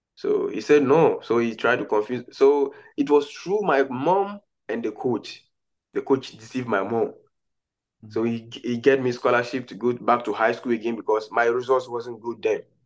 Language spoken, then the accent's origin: English; Ghana; now in United States; I've been representing Ghana for the underage level, under under seventeen, under twenty. I've I've run for Ghana before